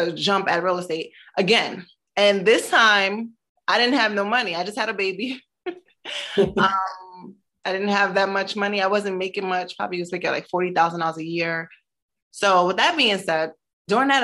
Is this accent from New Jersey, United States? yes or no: yes; Newark, New Jersey, United States; also born or lived in Brooklyn, New York; Newark, New Jersey, where I grew up